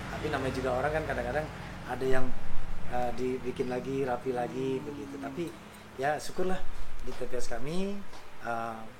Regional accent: Purwokerto, Central Java, Indonesia; oh saya orang Prokerto, mm -hmm. tapi saya pas di sini.

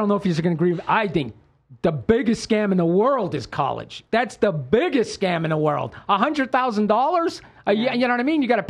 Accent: Pennsylvania, United States; I came from Pennsylvania, and people did not, like, being around the three of you, you're go-getters.

